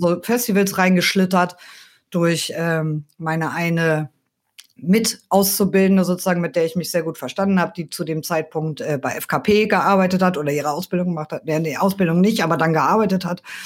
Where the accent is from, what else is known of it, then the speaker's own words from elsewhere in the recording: near Kiel, Schleswig-Holstein, Germany; moved away as an adult; also born or lived in Cologne; Also ich komme ursprünglich aus der Nähe von Kiel